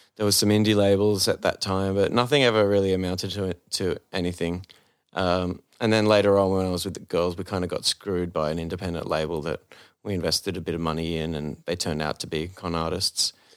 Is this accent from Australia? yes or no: yes; Sydney, New South Wales, Australia; being an Aussie